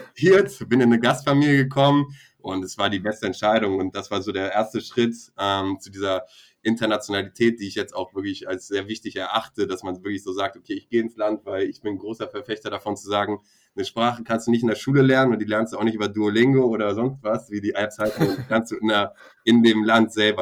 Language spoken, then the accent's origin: German; Bremen, Germany; moved away as an adult; also born or lived in Costa Rica / Mexico; meine Jugend oder meine Kindheit hier in Bremen, ähm, ja, Bremen, Deutschland ähm, gemacht habe, Abitur und alles